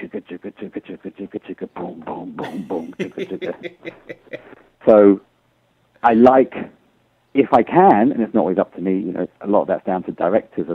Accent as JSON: {"language": "English", "country": "United Kingdom", "said": "I'm a British citizen"}